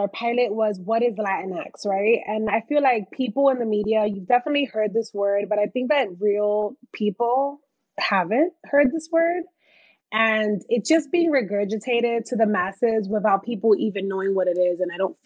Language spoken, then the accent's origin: English; New York City, New York, United States; also born or lived in Washington Heights; I'm from the Bronx